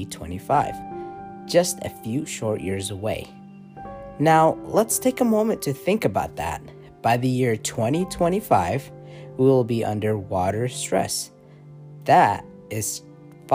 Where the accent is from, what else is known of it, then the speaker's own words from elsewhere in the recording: Utah, United States; my hometown, Utah